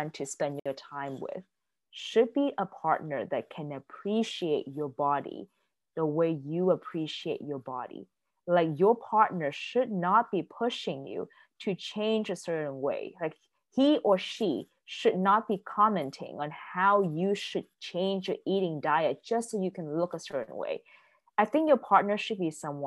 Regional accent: California, United States; moved away; also born or lived in East Coast; I'm originally from California, and in California, I'm outside, I'm in this, you know, under the sun all the time

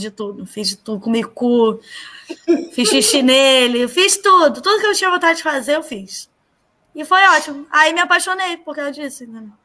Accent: Nova Iguaçu, Rio de Janeiro, Brazil; eu nasci em Nova Iguaçu

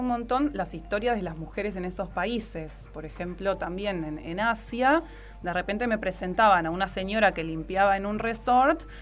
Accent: Argentina

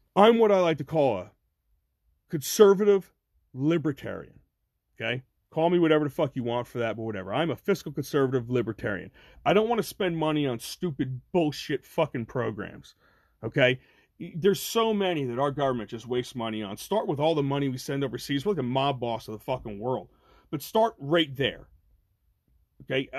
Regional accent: Ocean County, New Jersey, United States; I'm from Ocean County, New Jersey

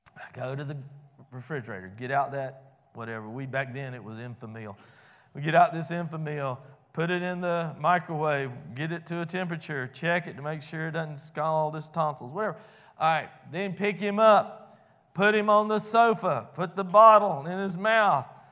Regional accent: Albany, United States; I grew up over in First Baptist Albany

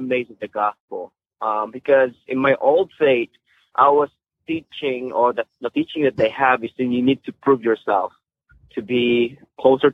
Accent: Philippines; moved away as an adult; now in United States; I grew up in the Philippines. I'm a Filipino

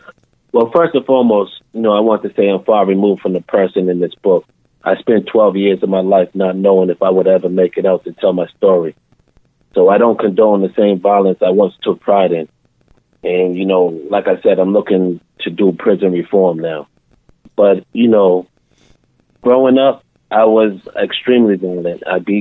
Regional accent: Boston, Massachusetts, United States; I was born and raised in Boston, Mass. So the majority of my stories take place in Boston. And I grew up in the Dorchester section probably for my first 12 years. And then I moved to the Mattapan section.

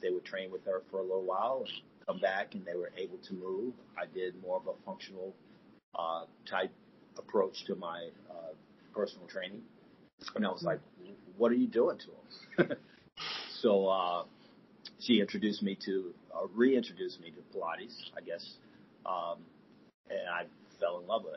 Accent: Florida, United States; now in Atlanta, United States; I am currently in Atlanta. I'm from Florida.

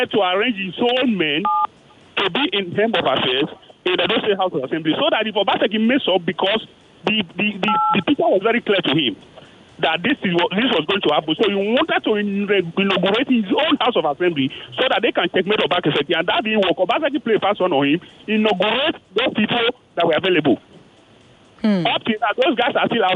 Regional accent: Edo, Nigeria; I am from Edo State

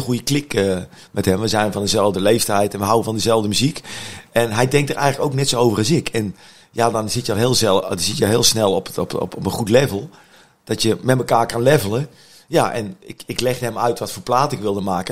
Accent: Utrecht, Netherlands; als Utrechter

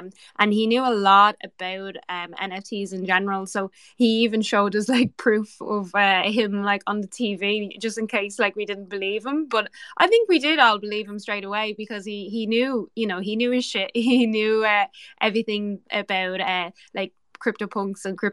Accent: Ireland; I'm the Irish girl here

